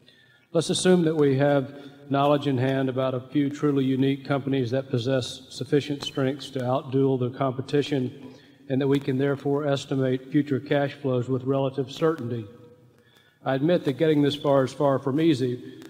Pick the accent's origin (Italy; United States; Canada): United States; Durham, North Carolina; from Durham, North Carolina.